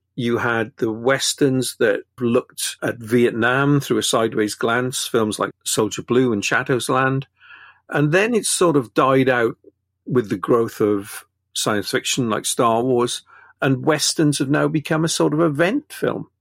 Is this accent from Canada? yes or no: no; Wales, United Kingdom